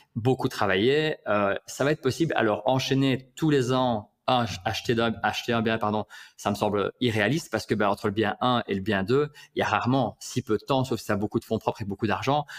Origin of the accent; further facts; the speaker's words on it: Liège, Wallonia, Belgium; je suis liégeois